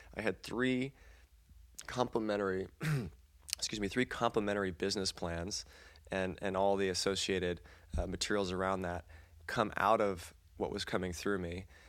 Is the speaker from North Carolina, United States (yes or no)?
yes; North Carolina, United States; moved away; also born or lived in California; I grew up in North Carolina